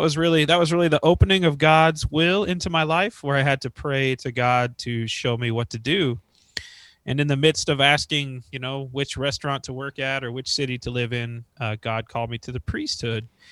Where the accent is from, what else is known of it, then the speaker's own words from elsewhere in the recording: northeast Kansas, United States; I, uh, born and raised in Kansas